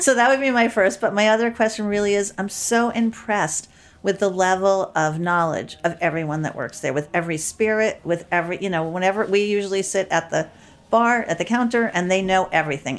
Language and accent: English; New York City, New York, United States; I grew up in Manhattan.